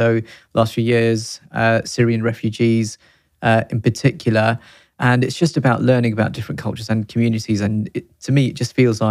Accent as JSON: {"language": "English", "region": "London", "country": "United Kingdom", "tie": "born or raised there", "said": "I grew up in Neasden, so that's where I am"}